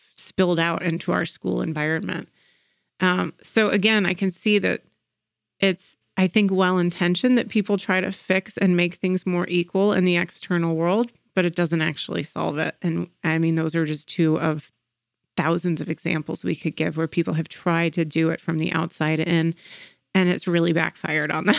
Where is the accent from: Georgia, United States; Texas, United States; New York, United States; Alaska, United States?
Georgia, United States; Atlanta; growing up in Atlanta. Uh, Atlanta is a very segregated city, and our school systems are, are very segregated. And in the 90s when I was in elementary school